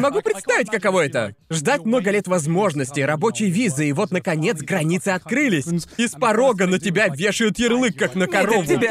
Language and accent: Russian; Brighton, South East England, United Kingdom; moved away as an adult; now in Japan; Город моего детства стал таким модным